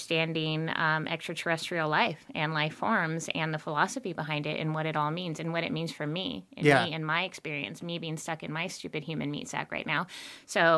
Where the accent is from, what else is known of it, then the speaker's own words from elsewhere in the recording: Montana, United States; I'm from Montana.